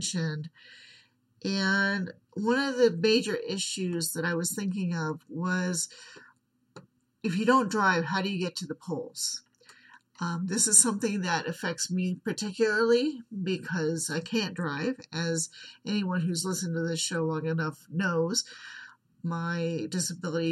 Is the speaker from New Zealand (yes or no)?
no; United States; I am from the United States